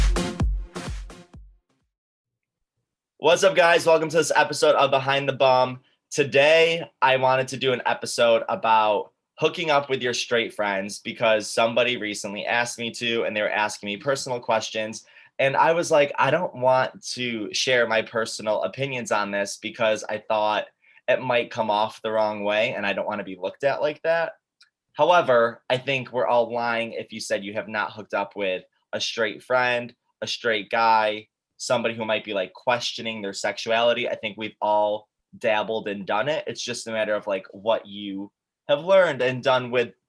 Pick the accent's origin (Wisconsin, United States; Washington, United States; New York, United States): New York, United States; Syracuse; I'm from Syracuse, New York